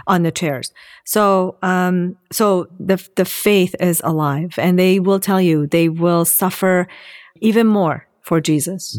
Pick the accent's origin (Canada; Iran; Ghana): Iran; I'm an Assyrian. I was born in Iran.